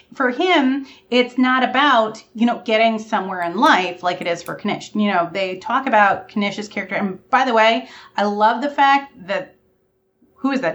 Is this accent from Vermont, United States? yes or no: yes; Vermont, United States; I'm from Vermont